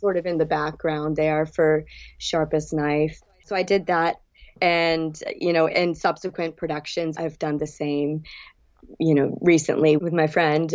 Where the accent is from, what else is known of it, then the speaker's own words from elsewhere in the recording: New England, United States; moved away as an adult; also born or lived in Bridgewater / New York / Gulf Shores, Alabama; now in South Florida, United States; growing up in New England